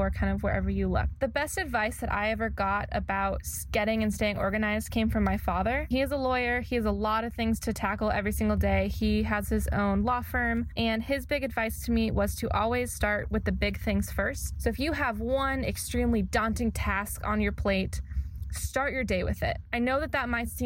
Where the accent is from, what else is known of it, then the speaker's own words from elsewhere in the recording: California, United States; moved away as an adult; also born or lived in Indiana; now in Missouri, United States; I went to grad school in Indiana, and I am originally from California